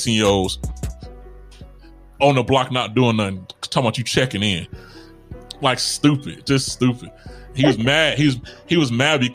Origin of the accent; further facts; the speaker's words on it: Chicago, Illinois, United States; I'm from Chicago.